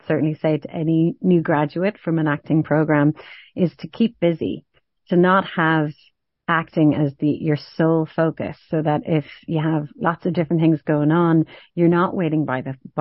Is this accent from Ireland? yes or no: yes; Ireland; I am an Irish woman with red hair and pale skin and freckles